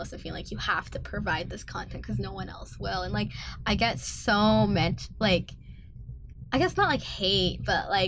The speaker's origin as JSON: {"language": "English", "country": "United States", "moved": "yes", "lives_now": "Canada", "said": "I'm also from the States"}